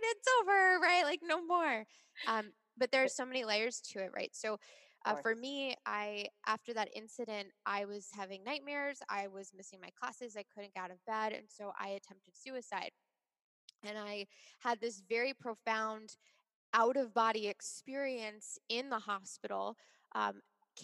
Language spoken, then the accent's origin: English; Long Island, New York, United States; I grew up on Long Island